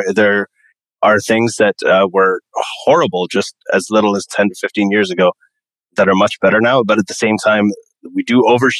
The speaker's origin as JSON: {"language": "English", "country": "Saudi Arabia", "tie": "born or raised there", "said": "I grew up in Saudi Arabia. I was in American school with people from like 80 different countries. So I grew up with lots and lots of different cultures and ideas and skin colors and everything."}